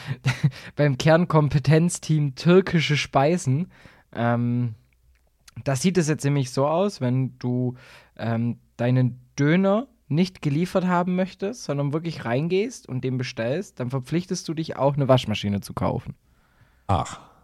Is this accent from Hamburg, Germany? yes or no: no; Baden-Württemberg, Germany